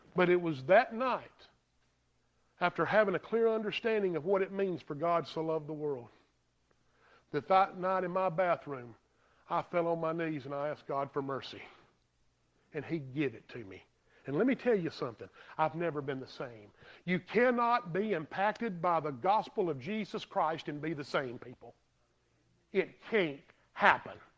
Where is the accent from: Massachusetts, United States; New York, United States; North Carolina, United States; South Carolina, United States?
South Carolina, United States; Greer; I'm from Greer